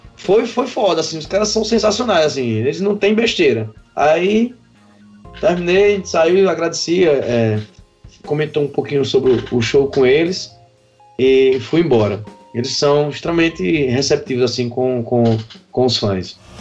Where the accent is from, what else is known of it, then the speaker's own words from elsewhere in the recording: Patos, Paraíba, Brazil; moved away as an adult; now in Campina Grande, Brazil; sou natural de Patos, né, vim para aqui para Campina Grande em 2007